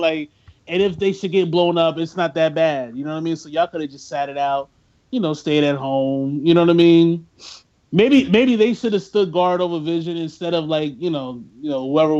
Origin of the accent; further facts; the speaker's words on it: New York, United States; I talk like this people. And I'm from New York.